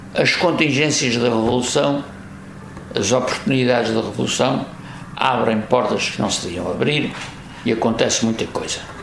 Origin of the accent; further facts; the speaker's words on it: Angra do Heroísmo, Azores, Portugal; moved away as an adult; now in Póvoa, Portugal; na minha freguesia da Conceição de Angra